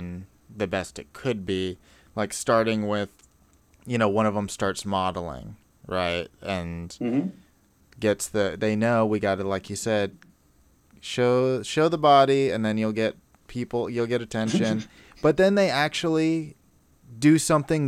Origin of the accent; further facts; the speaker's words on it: Sunnyvale, California, United States; I grew up in Sunnyvale, close to Oakland Bay Area